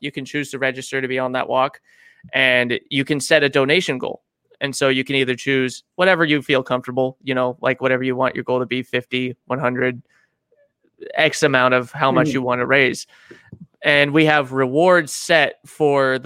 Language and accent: English; Auburn, California, United States; also born or lived in Miami Beach, Florida / Georgetown, California / Garden Valley, California; from the Georgetown Garden Valley area, I grew up there for a few years, and then we came up to Auburn and been in Auburn ever since